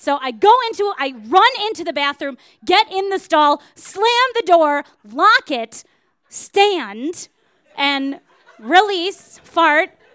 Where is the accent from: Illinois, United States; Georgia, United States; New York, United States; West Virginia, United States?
Illinois, United States; Wilmette; I am from Wilmette, Illinois, and that means that, uh, it's a super suburb where there are no guns ever